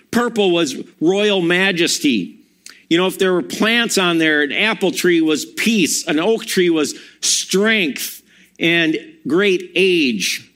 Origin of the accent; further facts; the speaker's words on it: Milwaukee, Wisconsin, United States; also born or lived in Madison; I'm from Wisconsin. I, born in Madison, grew up in Milwaukee, graduated from there.